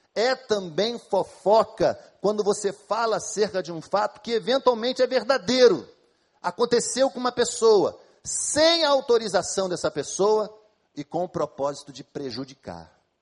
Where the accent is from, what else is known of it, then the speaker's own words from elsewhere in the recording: Brazil; Somos brasileiros, a maioria de nós aqui